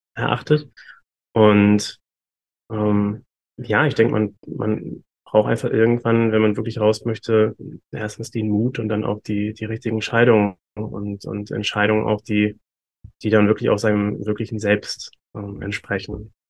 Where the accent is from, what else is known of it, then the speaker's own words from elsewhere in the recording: Hamburg, Germany; moved away as an adult; now in Bali, Indonesia; Ich komme ursprünglich aus Deutschland tatsächlich. Ich komme aus Hamburg